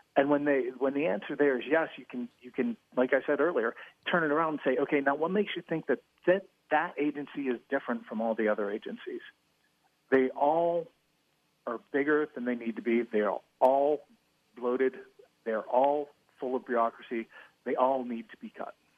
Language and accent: English; White Oak, Pennsylvania, United States; also born or lived in California; I'm a Pittsburgh native. Grew up in the city of uh, White Oak, which is just outside of McKeesport